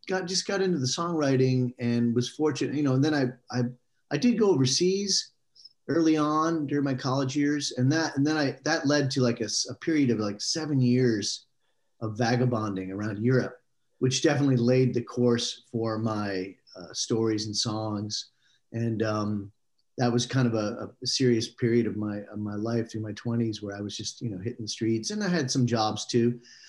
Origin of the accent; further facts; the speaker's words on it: Akron, Ohio, United States; also born or lived in Lewiston, New York / Japan; now in Nashville, United States; then we moved to Japan when I was a kid, so that kind of had a profound effect on my traveling and stuff like that. So 2nd, 3rd, 4th grade in Japan, and then back to Ohio, Akron, Ohio.